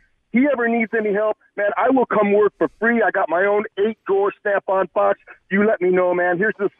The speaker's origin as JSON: {"language": "English", "town": "Los Angeles", "region": "California", "country": "United States", "tie": "born or raised there", "moved": "yes", "lives_now": "Arlington, United States", "said": "I grew up in the South Bay there on the L.A. Strip."}